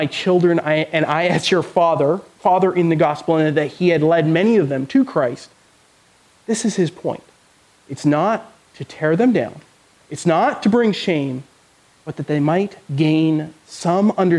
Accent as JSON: {"language": "English", "country": "Canada", "moved": "yes", "said": "I'm from Canada, if you didn't know. My parents are still in Canada"}